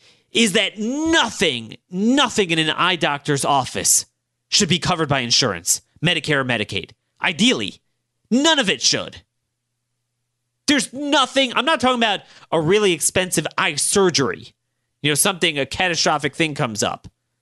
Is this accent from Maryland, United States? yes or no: yes; Baltimore, Maryland, United States; this is your sixth sense you pick up growing up in Baltimore.